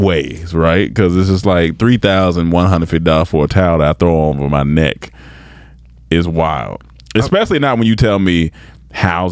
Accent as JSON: {"language": "English", "region": "North Carolina", "country": "United States", "said": "I'm from North Carolina"}